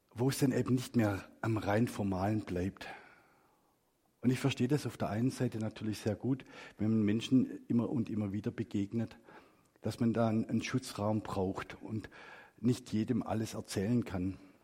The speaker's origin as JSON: {"language": "German", "area": "Black Forest", "region": "Baden-Württemberg", "country": "Germany", "tie": "born or raised there", "moved": "yes", "said": "ich bin im Schwarzwald groß geworden"}